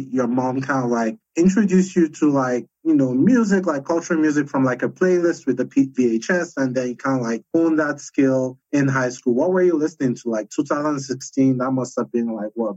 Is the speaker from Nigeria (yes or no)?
yes; Nigeria; now in United States; I grew up in Nigeria